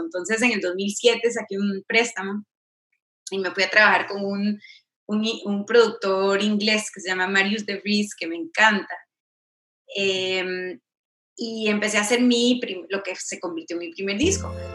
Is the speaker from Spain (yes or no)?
no; Costa Rica; moved away as an adult; now in Los Angeles, United States; yo soy segunda generación costarricense, o sea, mis, mis padres ya nacieron allá